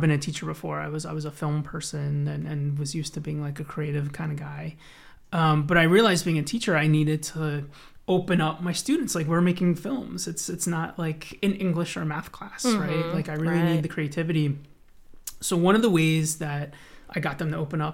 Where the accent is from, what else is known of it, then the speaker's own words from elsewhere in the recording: Blue Bell, Pennsylvania, United States; also born or lived in Los Angeles, United States / Conshohocken, Pennsylvania; I grew up in the area. I grew up in Bluebell